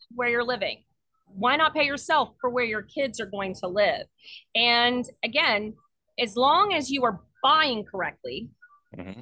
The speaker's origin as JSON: {"language": "English", "region": "Southeast Texas", "country": "United States", "lives_now": "Austin, United States", "said": "I'm from Southeast Texas, so I'm used to being on the coast and that active seafood."}